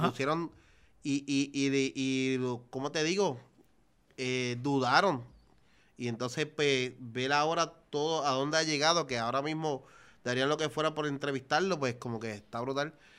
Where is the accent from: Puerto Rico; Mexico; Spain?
Puerto Rico; Naranjito; Yo vengo de Naranjito, vengo desde abajo